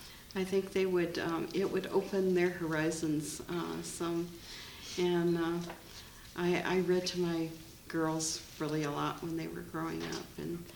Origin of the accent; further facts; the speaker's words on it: United States; moved away; I come from the States